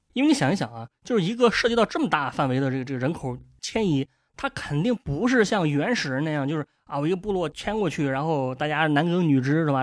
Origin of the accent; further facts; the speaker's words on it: Dezhou, Shandong, China; 作为一个本地人呢啊，我自己对德州还有另外一个印象